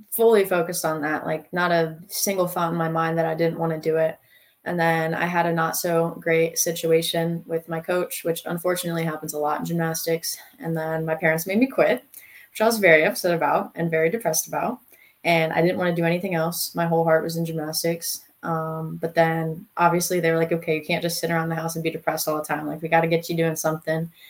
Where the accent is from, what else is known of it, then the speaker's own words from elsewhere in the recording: North Carolina, United States; Um, I'm from North Carolina. I've been living in Fayetteville for over 10 years now. My dad was military, hence Fayetteville.